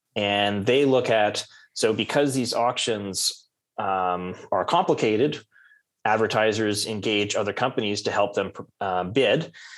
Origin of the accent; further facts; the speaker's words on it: Canada; I'm Canadian.